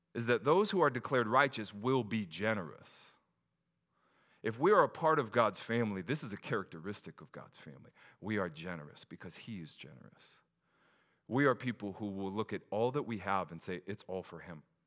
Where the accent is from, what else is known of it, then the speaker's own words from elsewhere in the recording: Pacific Northwest, United States; as a Pacific Northwest person